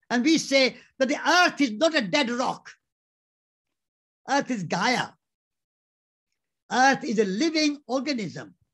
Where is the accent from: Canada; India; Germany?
India; Before I'm an Indian, I'm a living being